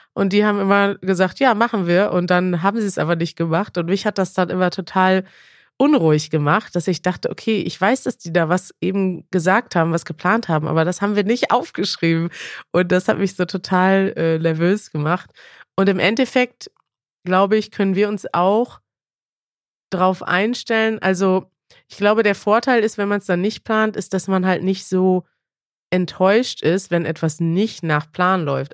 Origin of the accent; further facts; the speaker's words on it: Germany; ich als Deutsche